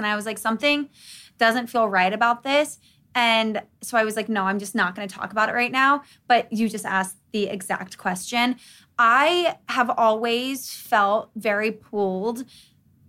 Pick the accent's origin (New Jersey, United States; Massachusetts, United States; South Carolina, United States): South Carolina, United States; Charleston; born or raised there